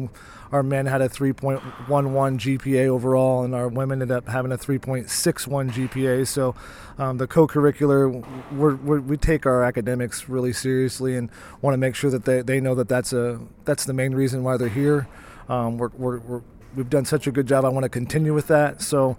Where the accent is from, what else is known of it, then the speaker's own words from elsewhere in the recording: Decatur, United States; I came here in 1993 from Decatur, assuming I was going to be a businessman and I was going to wear a suit and a tie, and that quickly changed.